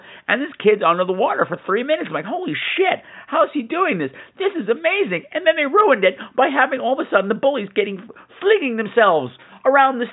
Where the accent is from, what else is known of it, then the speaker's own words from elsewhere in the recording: United States; I'm an American